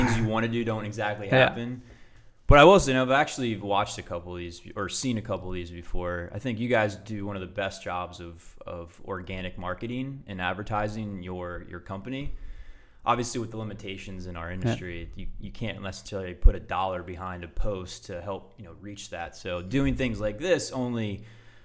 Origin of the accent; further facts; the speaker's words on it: Salisbury, Maryland, United States; also born or lived in Hawaii; born and raised in Salisbury. I grew up on the Wicomico River in High Banks.